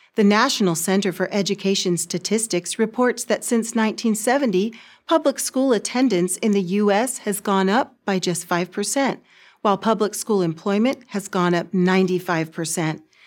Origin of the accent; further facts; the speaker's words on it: California, United States; in my home state of California